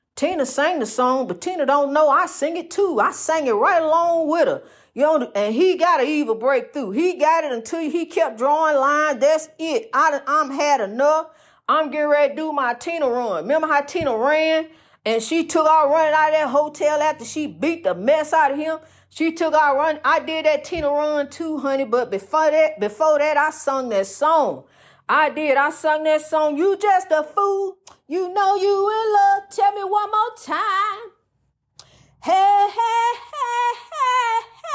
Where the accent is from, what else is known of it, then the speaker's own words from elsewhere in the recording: East St. Louis, Illinois, United States; I wanna see my people in my hometown, my birthplace, East Saint Louis